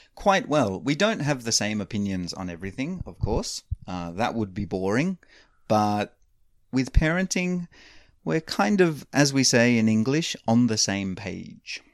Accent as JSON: {"language": "English", "country": "Australia", "tie": "born or raised there", "moved": "yes", "said": "I grew up in Australia"}